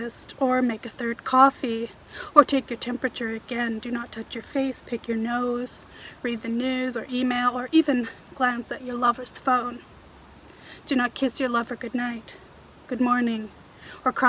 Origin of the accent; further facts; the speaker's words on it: Toronto, Ontario, Canada; moved away as an adult; now in Vancouver Island, Canada; where I grew up in Toronto